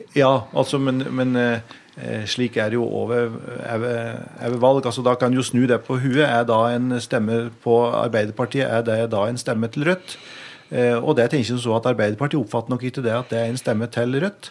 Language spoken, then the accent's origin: Norwegian; Biri, Innlandet, Norway; jeg er jo eh, oppvokst i Øvbygda, eh, i Bier Øvbygd.